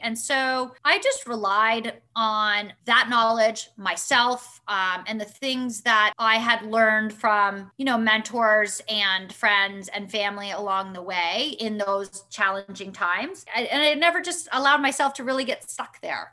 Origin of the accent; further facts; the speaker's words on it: Vermont, United States; moved away as an adult; also born or lived in Florida; growing up in Vermont